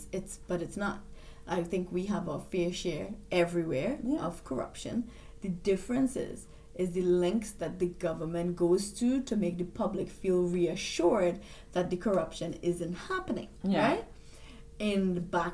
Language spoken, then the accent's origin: English; Trinidad & Tobago; moved away